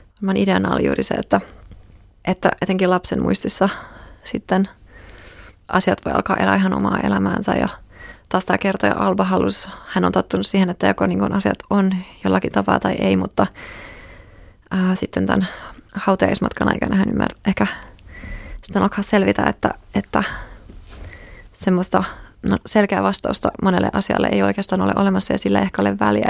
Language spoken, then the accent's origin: Finnish; Finland; olen kasvanut Suomessa